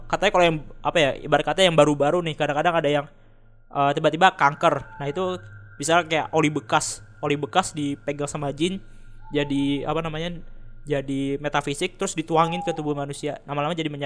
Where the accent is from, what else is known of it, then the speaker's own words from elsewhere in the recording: Jabodetabek, Indonesia; jadi dulu ya gue dari Jabodetabek